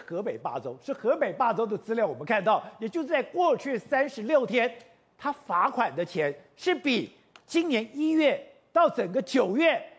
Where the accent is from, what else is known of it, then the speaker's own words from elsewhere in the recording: Taipei, Taiwan; 我在通化街长大，